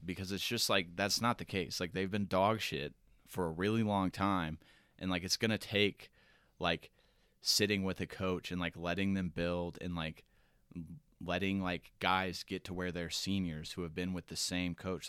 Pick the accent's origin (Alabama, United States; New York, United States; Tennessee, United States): Alabama, United States; growing up in Alabama when all your friends are big, big Tide fans